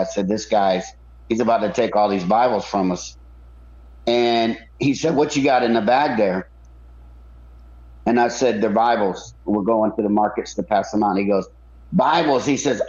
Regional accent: United States; We're from America

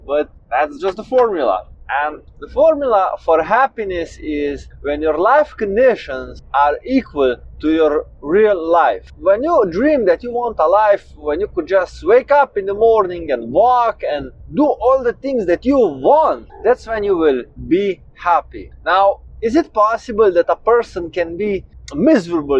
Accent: Slovenia; I'm 27 years old and I come from Slovenia.

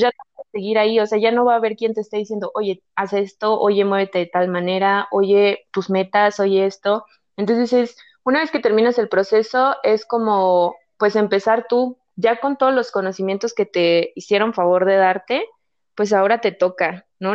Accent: Guadalajara, Jalisco, Mexico; moved away; also born or lived in State of Mexico; soy de Guadalajara, pero viví en el Estado de México

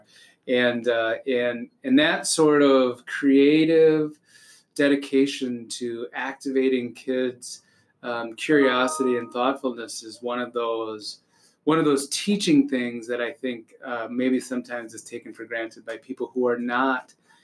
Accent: Minnesota, United States; also born or lived in Boulder, Colorado; I am that Minnesotan

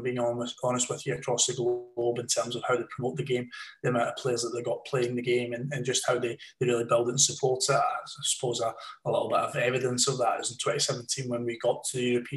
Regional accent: Scotland, United Kingdom; moved away; also born or lived in Lancashire; as a Scotsman

